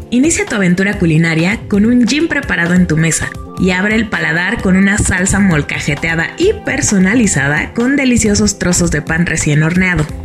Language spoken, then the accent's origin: Spanish; Ixtacuixtla, Tlaxcala, Mexico; mi pueblito, Iztacuistla